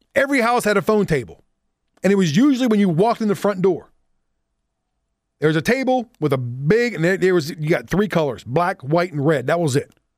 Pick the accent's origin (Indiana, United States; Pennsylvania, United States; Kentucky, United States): Pennsylvania, United States; Pittsburgh; born or raised there